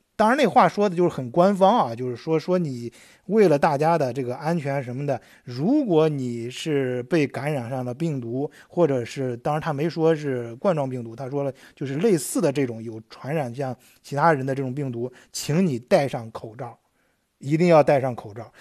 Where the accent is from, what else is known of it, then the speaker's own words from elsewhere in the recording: China; now in Germany; 咱们作为中国人呢，就是咱们都有这方面意识嘛，经常在国内都已经有这方面经验了